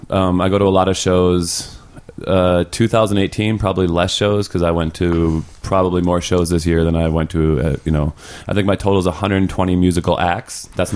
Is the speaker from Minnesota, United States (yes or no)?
yes; Minnesota, United States; also born or lived in Wisconsin / Southern California; I born and raised in Minnesota. Live in a couple other states for a short while, Wisconsin for a year, Southern California for a year.